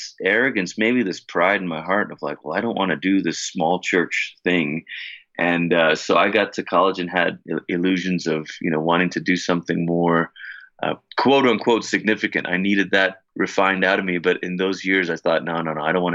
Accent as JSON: {"language": "English", "country": "Malaysia", "said": "I'm from Malaysia"}